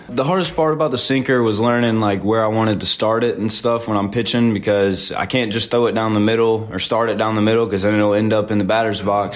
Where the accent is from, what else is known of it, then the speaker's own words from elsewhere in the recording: Zachary, Louisiana, United States; moved away as an adult; now in Hattiesburg, United States; I'm from Zachary, Louisiana, which is about 15 minutes north of Baton Rouge